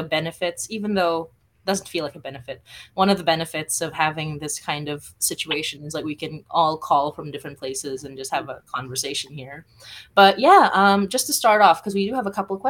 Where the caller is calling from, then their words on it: Toronto, Ontario, Canada; I'm calling from Toronto, Ontario.